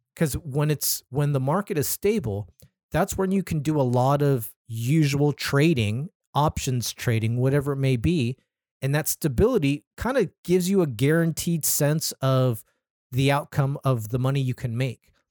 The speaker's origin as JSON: {"language": "English", "town": "Anaheim", "region": "California", "country": "United States", "tie": "born or raised there", "said": "my hometown, City of Anaheim."}